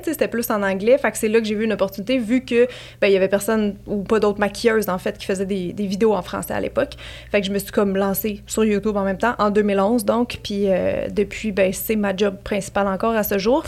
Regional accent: Montreal, Quebec, Canada; je viens de Montréal

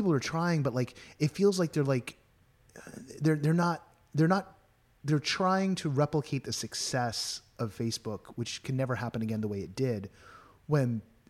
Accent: California, United States; born and bred California.

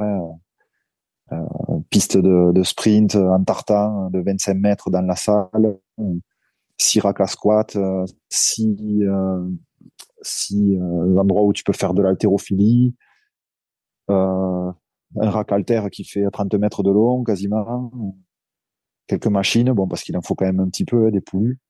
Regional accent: Narbonne, Occitania, France; also born or lived in Bordeaux / Montpellier; d'où je viens, c'est-à-dire le, le, sud de la France, du côté de Narbonne

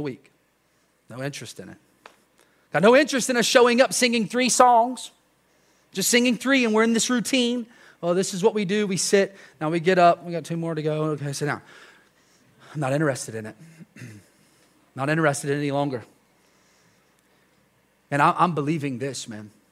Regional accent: United States; we're American

